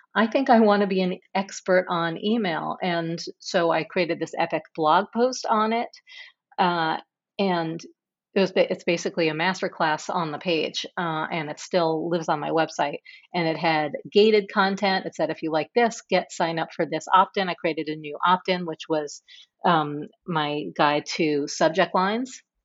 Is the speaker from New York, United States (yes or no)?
yes; New York City, New York, United States; growing up in New York City in the seventies and eighties